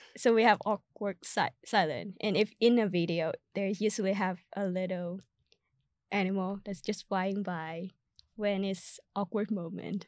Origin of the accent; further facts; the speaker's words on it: Vietnam; first language Vietnamese; English is a second language; now in United States; my, uh, country language, which is Vietnamese